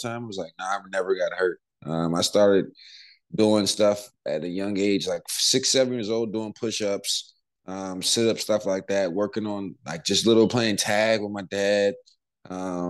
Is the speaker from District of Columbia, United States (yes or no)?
yes; Washington, District of Columbia, United States; I'm from the Washington, D.C. area, so basketball is really, really big in our area